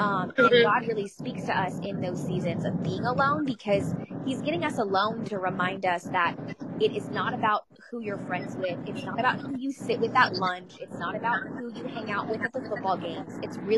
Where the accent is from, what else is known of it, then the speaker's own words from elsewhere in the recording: Jacksonville, Florida, United States; Jacksonville, Florida.